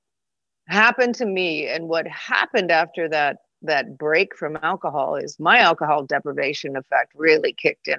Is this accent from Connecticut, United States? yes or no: yes; Connecticut, United States; moved away; also born or lived in California; I grew up in Connecticut